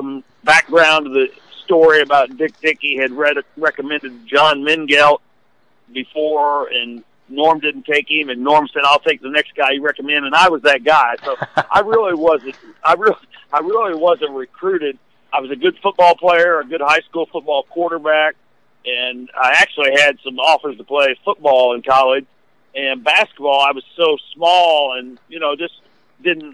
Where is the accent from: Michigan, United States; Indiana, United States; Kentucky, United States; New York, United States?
Indiana, United States; Converse; moved away; I grew up in Indiana